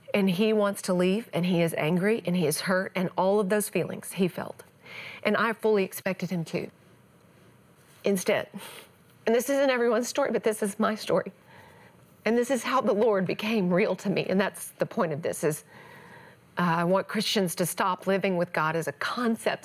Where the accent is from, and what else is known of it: East Texas, United States; born or raised there